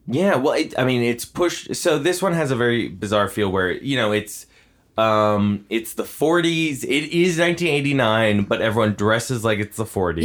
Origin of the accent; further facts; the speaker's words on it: near Six Flags Great Adventure, New Jersey, United States; I grew up near Six Flags Great Adventure